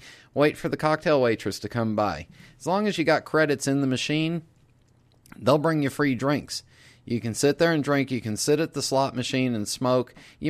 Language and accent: English; West Coast, United States; moved away as an adult; also born or lived in Los Angeles; now in Charlotte, United States; I grew up on the West Coast.